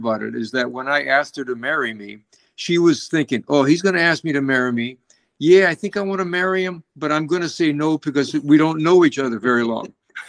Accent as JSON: {"language": "English", "town": "Hilo", "region": "Hawaii", "country": "United States", "moved": "as an adult", "lives_now": "Menlo Park, United States", "said": "I'm originally from Hilo, Hawaii. Lived together here for the last 50 years in Menlo Park, California."}